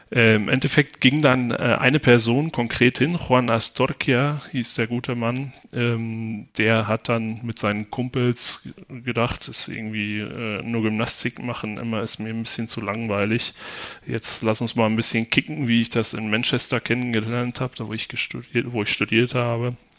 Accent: Haltern region, North Rhine-Westphalia, Germany; ich komme selbst aus der Region.

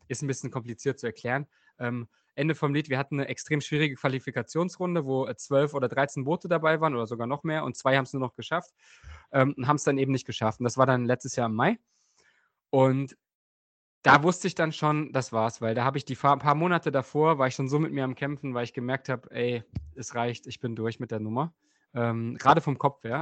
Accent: Bernburg, Saxony-Anhalt, Germany; der Ruderverein in meiner Heimatstadt ähm, Bernburg war direkt neben dem Fußballverein

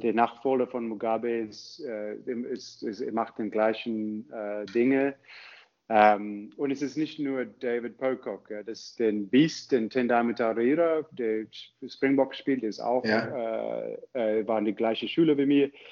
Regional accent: Zimbabwe; German is a second language; moved away as an adult; also born or lived in South Africa / Cape Town / Heidelberg, Germany; now in Germany; ich komme ursprünglich aus Zimbabwe

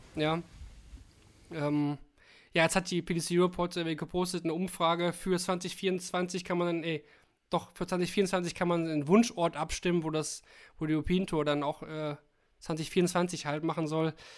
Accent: Kalkar, North Rhine-Westphalia, Germany; now in Essen, Germany; also ich wohne da nicht mehr, ich wohne mittlerweile in Essen, aber ich komme aus Kalkar.

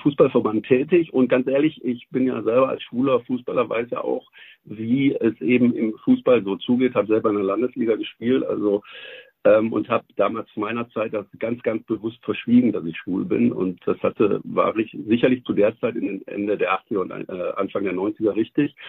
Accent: Essen, North Rhine-Westphalia, Germany; meiner Heimatstadt Essen

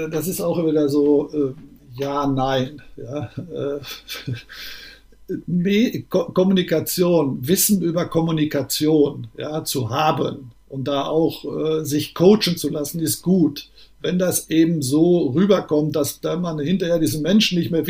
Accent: North Rhine-Westphalia, Germany; Das ist eine Form von Sauer, ich bin ja Sauerländer, eine Form von sauerländischen Humor.

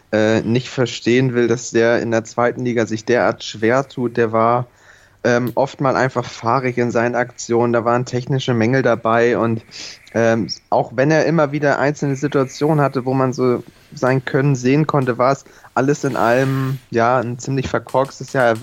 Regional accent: Hamburg, Germany; Von daher äh, sind wir Hamburger da, glaube ich, mittlerweile äh, cool genug, das schön zu ignorieren.

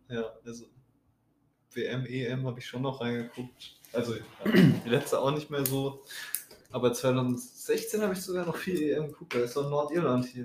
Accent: North Rhine-Westphalia, Germany; Wir kommen ja aus Ostwestfalen

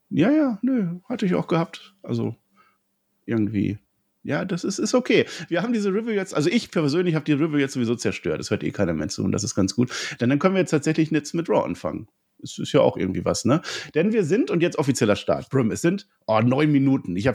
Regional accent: Berlin, Germany; Ich komme aus Berlin

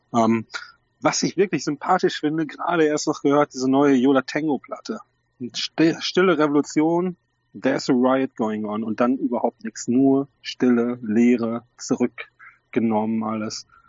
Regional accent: North Rhine-Westphalia, Germany; ich bin Westfale

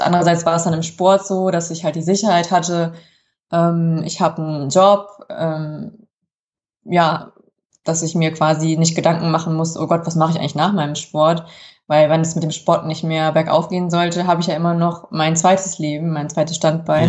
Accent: Kassel, Hesse, Germany; Ich bin in Kassel geboren und groß geworden.

